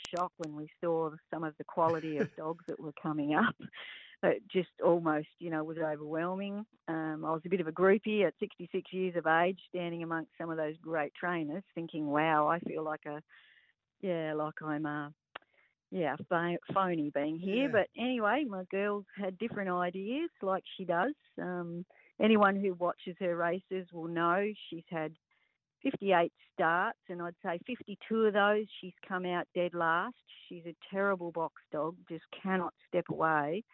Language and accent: English; Broken Hill, New South Wales, Australia; now in Mildura, Australia; originally I was born and bred in New South Wales and grew up at the Broken Hill track